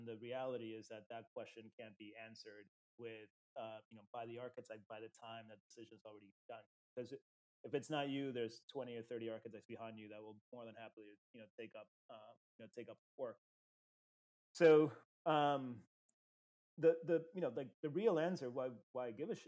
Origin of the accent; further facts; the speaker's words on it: Uruguay; I grew up in Latin America. I grew up in Uruguay specifically.